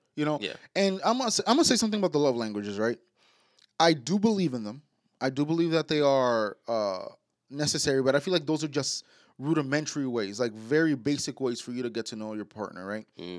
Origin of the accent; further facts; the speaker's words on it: New York City, New York, United States; we was born and raised in New York, like uptown mm-hmm. Manhattan